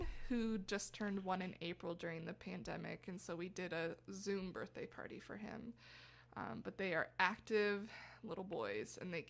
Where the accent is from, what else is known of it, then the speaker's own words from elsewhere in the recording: Arlington, South Dakota, United States; moved away as an adult; also born or lived in Sioux Falls, South Dakota / Massachusetts; I was born and raised in South Dakota. I'm from Arlington originally, which is a town of about 900 people, just west of Brookings. And that's where I grew up.